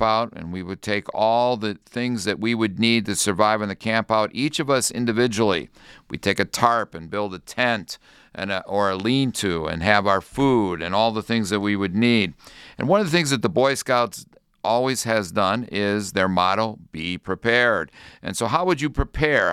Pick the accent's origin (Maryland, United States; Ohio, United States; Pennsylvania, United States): Ohio, United States; North Royalton; When I was a young boy growing up in North Royalton, Ohio